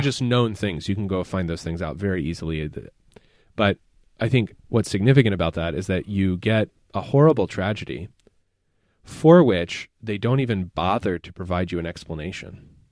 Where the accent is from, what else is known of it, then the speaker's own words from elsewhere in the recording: Appalachia, United States; because I am from Appalachia, I have an ethnic self-conception.